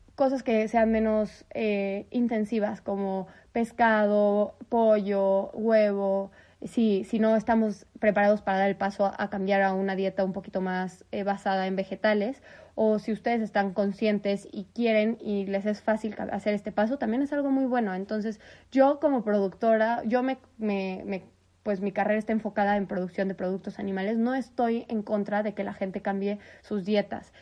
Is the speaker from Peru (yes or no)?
no; Mexico; nosotros, en México, que somos partes de Norteamérica